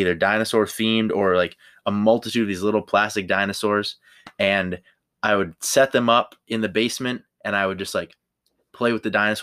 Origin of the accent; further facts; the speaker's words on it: Minnesota, United States; I'm from Minnesota